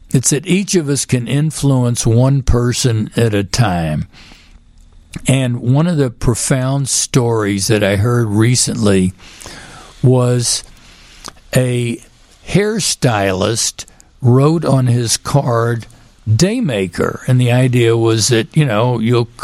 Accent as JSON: {"language": "English", "town": "Houston", "region": "Texas", "country": "United States", "tie": "born or raised there", "also_born_or_lived": "Chicago", "moved": "yes", "said": "I grew up in Houston"}